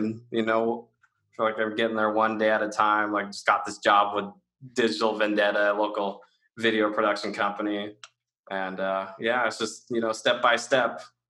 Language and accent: English; Washington, United States; I grew up here in Washington State